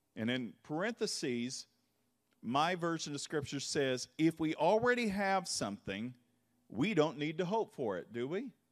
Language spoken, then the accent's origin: English; Kentucky, United States; I grew up in the Bible Belt, and Kentucky